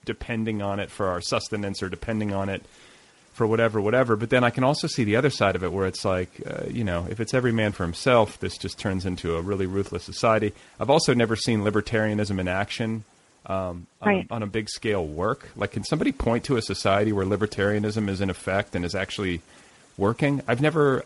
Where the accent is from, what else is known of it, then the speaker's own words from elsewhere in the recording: Midwest, United States; now in Los Angeles, United States; I'm from the Midwest